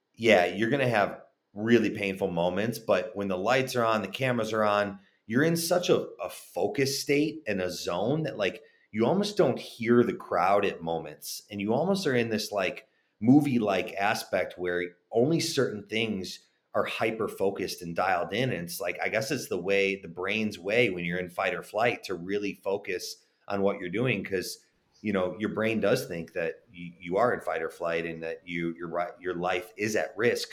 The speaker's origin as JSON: {"language": "English", "town": "Chicago", "region": "Illinois", "country": "United States", "tie": "born or raised there", "also_born_or_lived": "Texas / California", "moved": "yes", "said": "I was born and raised in Chicago"}